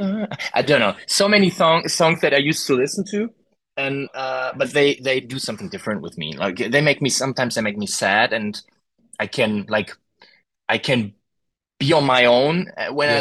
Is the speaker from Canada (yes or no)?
no; Germany; English is a second language; I can tell you as a German